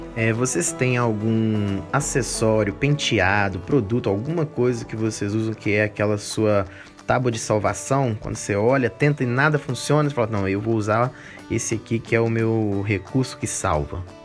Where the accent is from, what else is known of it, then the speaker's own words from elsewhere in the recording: Minas Gerais, Brazil; BH, as Minas Gerais, terra do pão de queijo, de onde eu sou